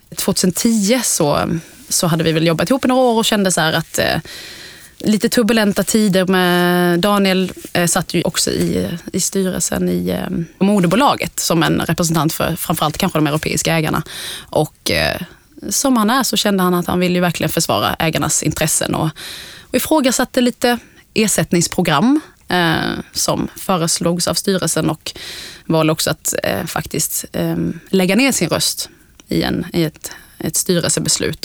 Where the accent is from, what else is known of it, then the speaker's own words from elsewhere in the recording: Älmhult, Kronoberg County, Sweden; Jag kommer från Småland från början, uppvuxen i Ikealand i Älmhult